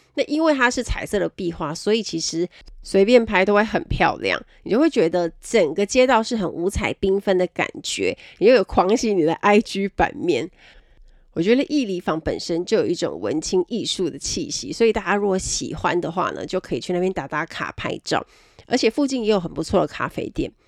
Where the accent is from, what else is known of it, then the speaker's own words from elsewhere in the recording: Kaohsiung, Taiwan; 我是高雄人